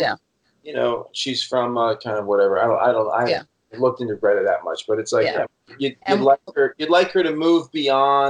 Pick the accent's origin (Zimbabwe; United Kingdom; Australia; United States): United States; Vermont; I'm from Vermont